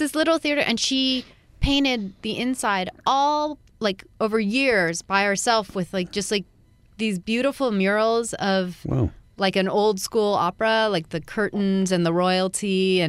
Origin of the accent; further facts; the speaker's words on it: Altadena, California, United States; also born or lived in Pasadena; I grew up in Altadena.